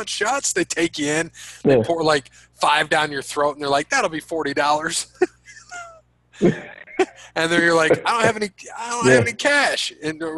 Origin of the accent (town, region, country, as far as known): Toledo, Ohio, United States